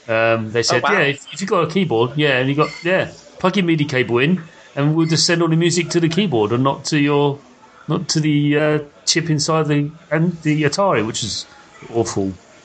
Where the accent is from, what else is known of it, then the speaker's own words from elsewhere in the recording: United Kingdom; I'm apologizing for being European. But I'm British.